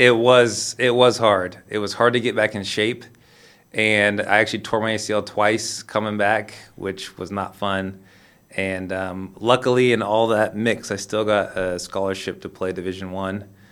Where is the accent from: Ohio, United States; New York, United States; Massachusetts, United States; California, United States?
California, United States; Sacramento; moved away; also born or lived in Lisbon, Portugal; I'm from Sacramento, California.